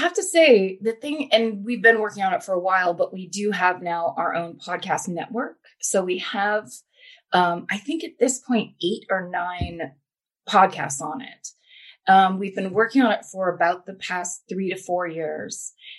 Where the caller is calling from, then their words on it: Los Angeles, California, United States; also born or lived in Burbank; I am calling from Los Angeles, from the Valley. Nice. I used to live in Burbank, and then I moved into the Valley proper